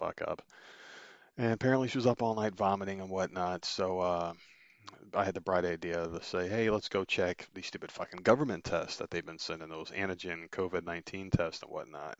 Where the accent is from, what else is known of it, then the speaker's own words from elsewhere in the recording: Northeast, United States; moved away; growing up in the Northeast, where you get some pretty harsh winters